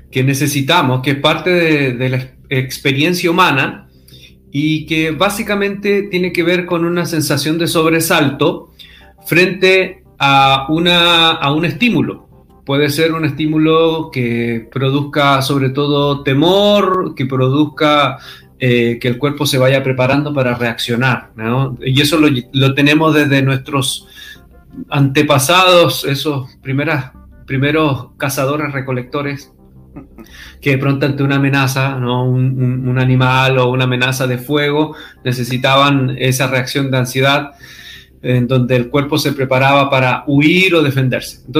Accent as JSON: {"language": "Spanish", "country": "Chile", "moved": "yes", "said": "Oye, yo casi, casi ya no hablo como chileno porque tanto tiempo fuera eh, tanto tiempo fuera de Chile y tantas veces que me, estando en Chile me, invitaban a predicar de fuera que tuve que des, deschilenizarme."}